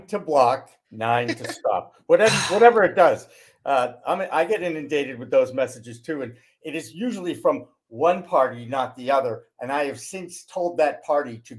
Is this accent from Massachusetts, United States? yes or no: yes; Newton, Massachusetts, United States; also born or lived in Newark, New Jersey / Portland, Maine; Boston, which is my hometown